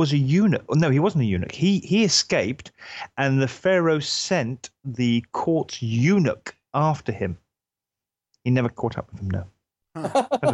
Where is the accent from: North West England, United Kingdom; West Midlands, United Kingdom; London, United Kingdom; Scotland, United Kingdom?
West Midlands, United Kingdom; Hereford; I'm from Hereford or Herefordshire.